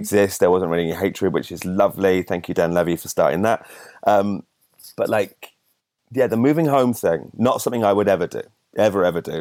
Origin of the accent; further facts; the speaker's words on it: Solihull, West Midlands, United Kingdom; I'm from Sally Hall in the West Midlands, just south of Birmingham